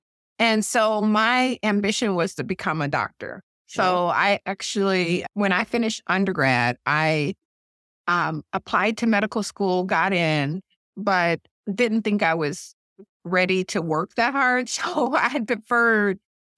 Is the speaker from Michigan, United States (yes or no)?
yes; Detroit, Michigan, United States; moved away; I grew up in Detroit.